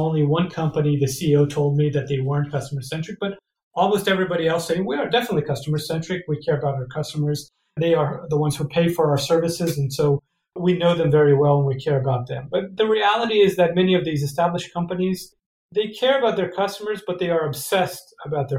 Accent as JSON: {"language": "English", "country": "Brazil", "also_born_or_lived": "Ann Arbor, Michigan, United States", "moved": "as an adult", "lives_now": "United States", "said": "I'm originally from Brazil. I came to the US in 2004 to do a PhD"}